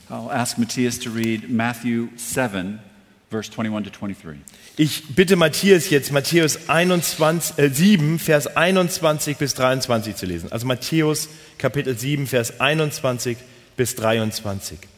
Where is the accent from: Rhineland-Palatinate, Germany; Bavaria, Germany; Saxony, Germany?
Bavaria, Germany; Munich; Entschuldigung, als Münchner.